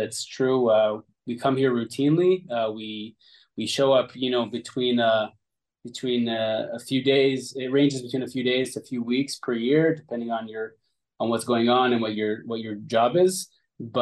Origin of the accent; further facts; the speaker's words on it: Israel; also born or lived in Ottawa, Canada; I was born in Ottawa, Canada, and moved to Israel, made Aliyah when I was 4 years old